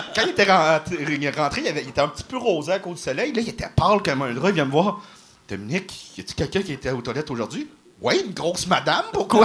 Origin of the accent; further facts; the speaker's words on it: Salaberry-de-Valleyfield, Quebec, Canada; je viens de Valleyfield.